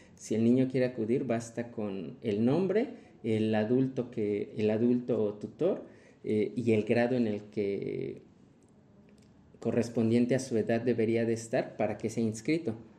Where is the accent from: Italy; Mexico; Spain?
Mexico; como mexicanos